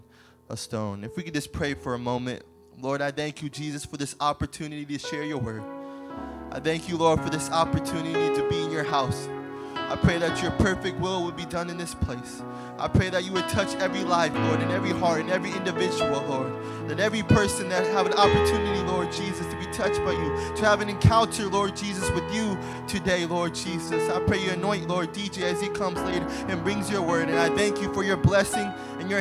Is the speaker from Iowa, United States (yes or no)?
yes; Iowa, United States; I'm from Iowa